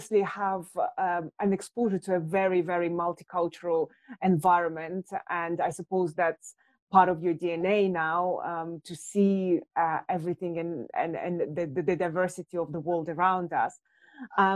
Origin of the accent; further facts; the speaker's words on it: Russia; now in London, United Kingdom; I was born in Russia, I live in London